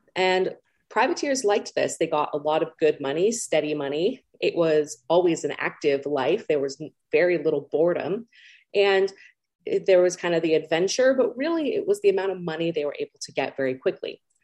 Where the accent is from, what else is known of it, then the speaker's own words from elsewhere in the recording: Los Angeles, California, United States; I'm from Los Angeles, California, and I grew up going to Disneyland every year.